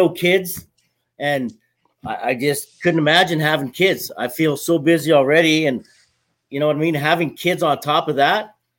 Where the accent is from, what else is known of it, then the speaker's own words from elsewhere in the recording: Brandon, Manitoba, Canada; Brandon, Manitoba.